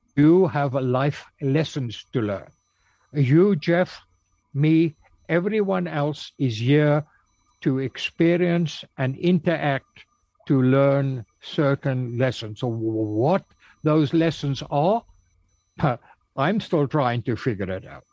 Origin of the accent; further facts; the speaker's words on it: South Africa; also born or lived in Cape Town; I was raised in the Congregational Church in South Africa in my hometown.